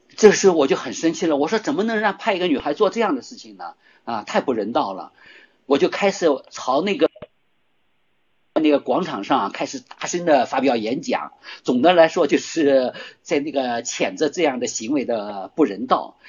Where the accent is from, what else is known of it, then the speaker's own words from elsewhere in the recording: Shanghai, China; moved away as an adult; 我在上海的时候，因为我是上海人嘛，我从小在上 ，呃，十七岁才离开上海